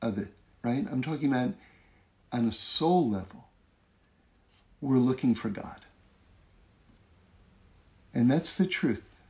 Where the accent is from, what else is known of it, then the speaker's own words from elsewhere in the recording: East Coast of America, Northeast, United States; now in Los Angeles, United States; I grew up on the East Coast of America, where there's four seasons, the Northeast, four seasons.